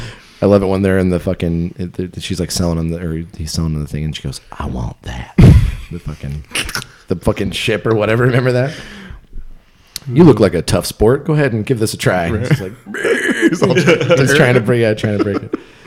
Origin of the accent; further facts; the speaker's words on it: Yakima, Washington, United States; But Yakima, I mean, we grew up in East Valley, so it was kind of like, you know, out in the east part of the area.